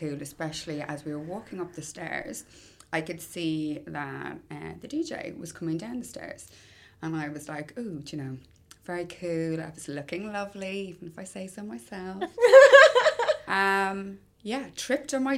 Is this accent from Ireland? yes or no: yes; Ireland; I'm Irish